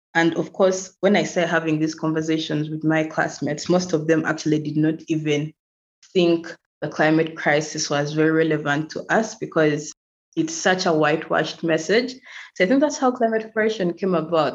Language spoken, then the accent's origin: English; Uganda; also born or lived in Kampala; I'm from Uganda and I currently live in Uganda, in Kampala